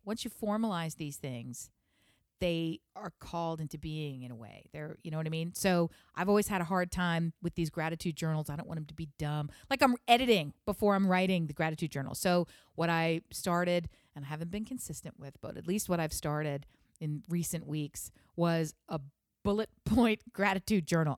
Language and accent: English; Delaware, United States; I'm from Delaware